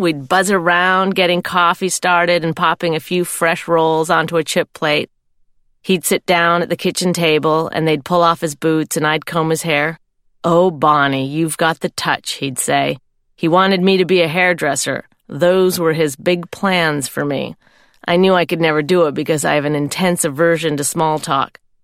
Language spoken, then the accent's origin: English; Canada; I'm Canadian. I come from a nice farming family.